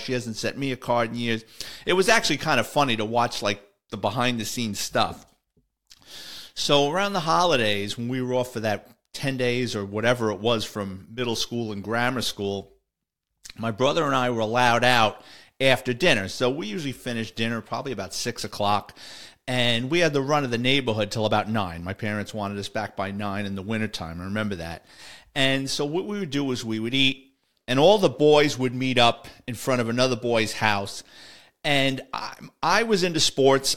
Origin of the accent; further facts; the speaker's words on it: New York City, New York, United States; my listeners in the Bronx, that's my hometown